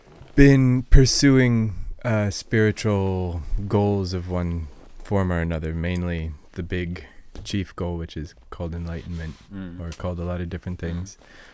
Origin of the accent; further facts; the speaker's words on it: New York, United States; I'm from New York, mostly. And I've been traveling around a good deal, maybe the last 5 years or so.